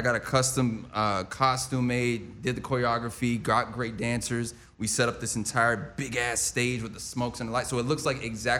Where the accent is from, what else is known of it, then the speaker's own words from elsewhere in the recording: Anchorage, Alaska, United States; I was born in Anchorage, Alaska. I'm an Aquarius.